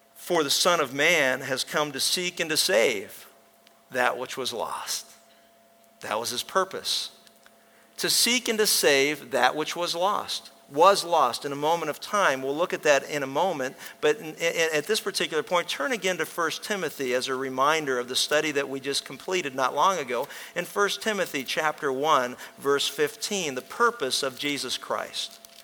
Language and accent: English; Pennsylvania, United States; When I was a kid growing up in Pennsylvania